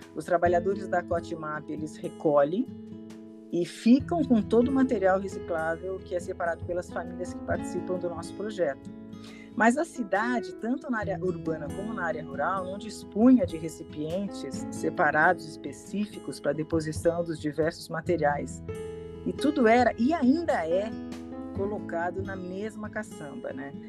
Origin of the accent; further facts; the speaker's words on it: São Paulo, Brazil; also born or lived in São Vicente / Piedade; Sou paulistana, tenho 58 anos